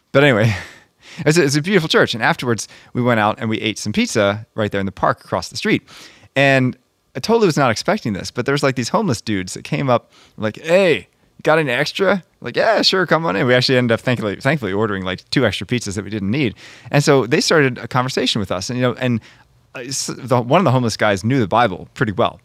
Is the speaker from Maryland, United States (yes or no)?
yes; Monrovia, Maryland, United States; now in Connecticut, United States; I'm from Maryland originally